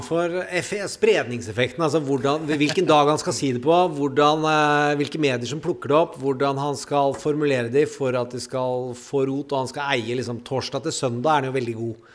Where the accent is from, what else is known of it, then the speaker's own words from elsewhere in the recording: Mysen, Østfold, Norway; Jeg er fra Mysen